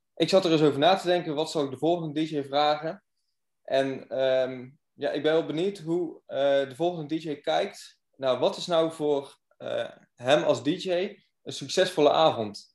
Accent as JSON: {"language": "Dutch", "town": "Goes", "region": "Zeeland", "country": "Netherlands", "said": "Ik kom zelf uit Goes"}